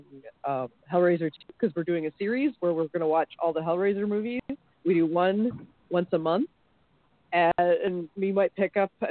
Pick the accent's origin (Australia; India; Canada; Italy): Canada; I'm Canadian